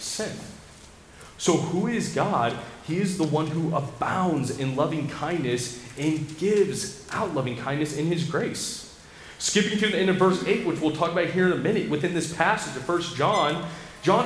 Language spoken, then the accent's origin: English; United States; as an American